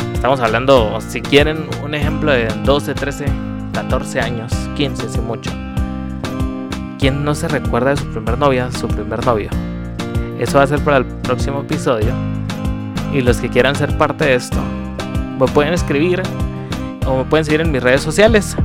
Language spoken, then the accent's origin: Spanish; Guatemala; tengo 26 años, soy guatemalteco